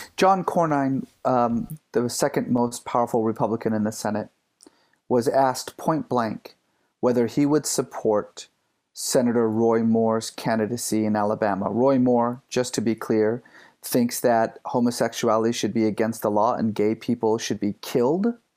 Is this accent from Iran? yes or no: yes; Iran; also born or lived in San Francisco Bay Area, United States; now in United States; I grew up in Iran